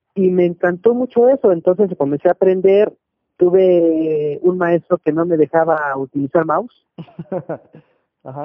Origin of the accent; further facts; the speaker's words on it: Mexico City, Mexico; yo radico y soy originario de la Ciudad de México, nací en el 81.